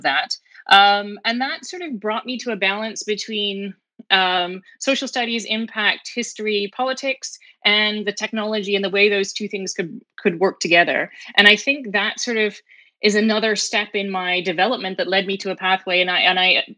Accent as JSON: {"language": "English", "town": "Fredericton", "region": "New Brunswick", "country": "Canada", "tie": "born or raised there", "also_born_or_lived": "Boston", "moved": "yes", "lives_now": "Halifax, Canada", "said": "I grew up on a hobby farm, a sheep farm, just outside of Fredericton, New Brunswick."}